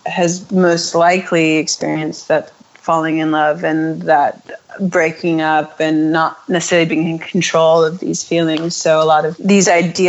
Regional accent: United States

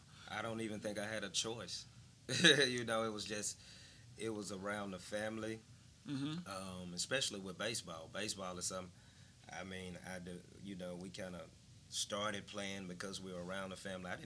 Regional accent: Birmingham, Alabama, United States; So I grew up right in Powley Hills, and it was a very community-oriented environment, right? So the history goes back with my family, I mean, to my grandfather.

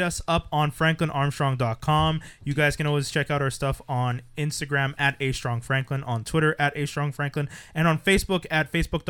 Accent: Canada

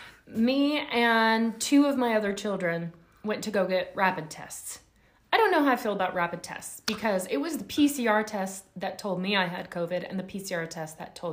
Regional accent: Louisiana, United States; I grew up in Louisiana.

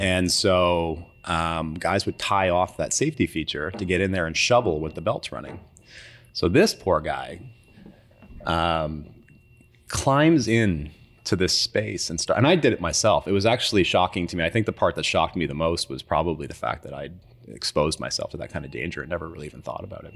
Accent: Timmins, Ontario, Canada; moved away; also born or lived in Toronto; living in Timmins is, uh, you're far away from everything

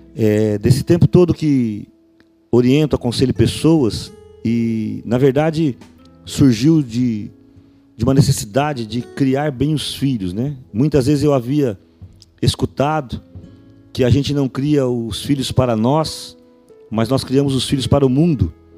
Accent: Araçatuba, São Paulo, Brazil; até no centro aqui da cidade de Araçatuba

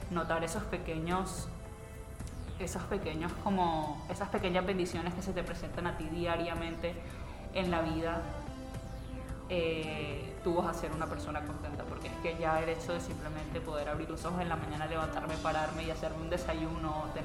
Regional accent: Barranquilla, Atlántico, Colombia; Somos gente extremadamente alegre, gente muy folclórica, muy cálida, como típico costeño en realidad. No puedo hablar únicamente de Barranquilla, pero pues ya que la pregunta va dirigida a los barranquilleros, es como esa alegría con la que hacemos todo.

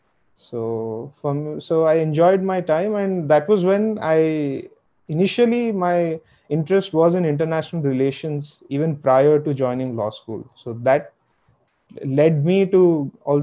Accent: Hyderabad, Telangana, India; now in New Delhi, India; I'm from Hyderabad.

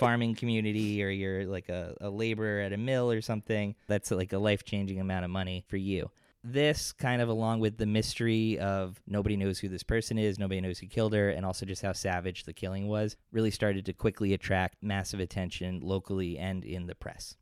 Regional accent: Ringwood, New Jersey, United States; growing up in Ringwood

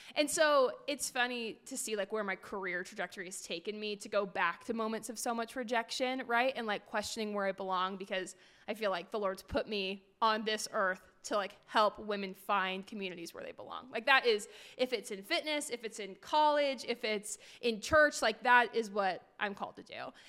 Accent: Portland, Oregon, United States; moved away as an adult; also born or lived in Tempe, Arizona / Phoenix, Arizona; I grew up in Portland, Oregon

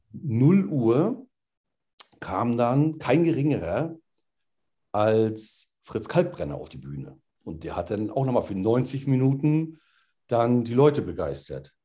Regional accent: Rostock, Mecklenburg-Vorpommern, Germany; Bin Rostocker durch und durch

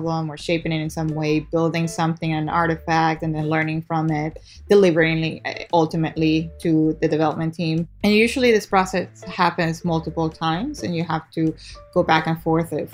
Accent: Guayaquil, Guayas, Ecuador; now in United States; I was born and raised in Guayaquil, Ecuador. I moved here actually to go to school

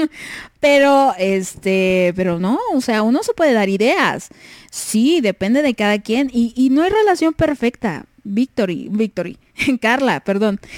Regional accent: Puerto Rico; now in United States; y pues yo soy de Puerto Rico, pero vivo en Estados Unidos.

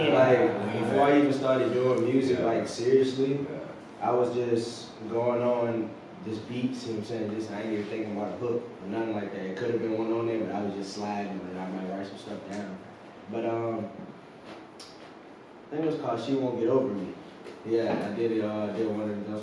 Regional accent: Richmond, Virginia, United States; I'm from Richmond, you feel me? But I reside in the north side, you know what I'm saying? That's where I'm from.

